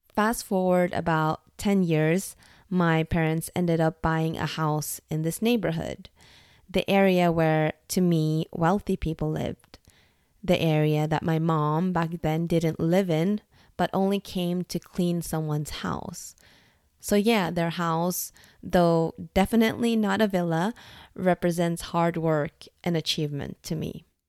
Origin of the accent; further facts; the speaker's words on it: Norway; moved away as an adult; also born or lived in Dublin, Ireland; The moment I moved from Norway to Ireland to work for Google was also the moment I actually moved out from my parents' house